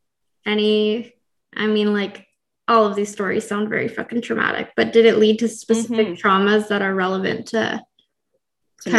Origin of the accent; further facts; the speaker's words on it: Toronto suburb, Ontario, Canada; I grew up in a Toronto suburb